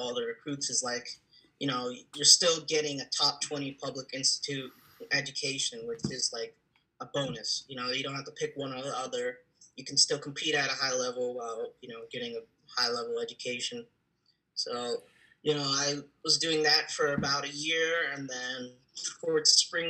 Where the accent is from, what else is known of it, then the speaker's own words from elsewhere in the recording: Montgomery County, Maryland, United States; I'm born and raised in Maryland, most specifically Montgomery County